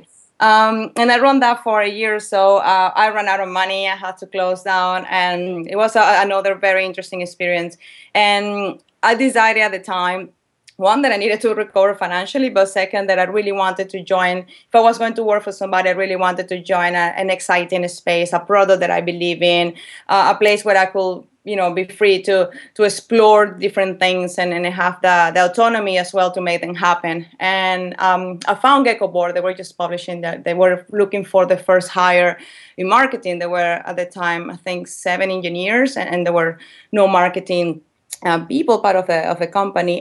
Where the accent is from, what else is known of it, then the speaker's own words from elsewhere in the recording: Valencia, Carabobo, Venezuela; moved away as an adult; also born or lived in England; I'm from Venezuela, a city, from a city called Valencia